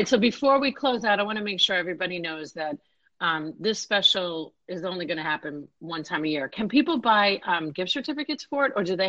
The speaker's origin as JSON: {"language": "English", "region": "New York", "country": "United States", "tie": "born or raised there", "moved": "yes", "lives_now": "Tampa Bay, United States", "said": "New York, my hometown"}